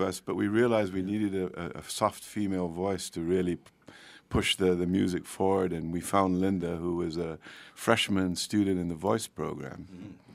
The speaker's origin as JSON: {"language": "English", "region": "São Paulo", "country": "Brazil", "tie": "born or raised there", "also_born_or_lived": "Colorado, United States", "moved": "as an adult", "lives_now": "United States", "said": "I was born and raised in Brazil, in Sao Paulo and uh, went to college there, and then uh, came to the U.S. to grad school in Colorado."}